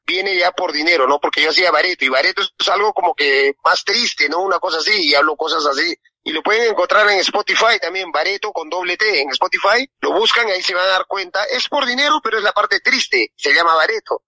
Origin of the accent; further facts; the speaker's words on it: Peru; yo soy cholo peruano, muy orgulloso